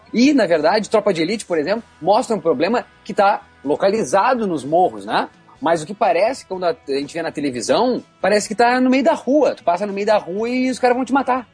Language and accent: Portuguese; Rio Grande do Sul, Brazil; como gaúcho aqui